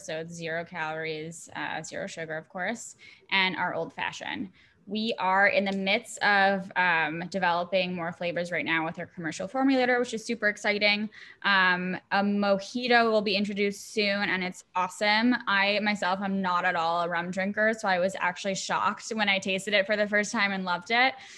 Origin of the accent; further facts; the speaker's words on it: Montreal, Quebec, Canada; I am Canadian. I grew up in Montreal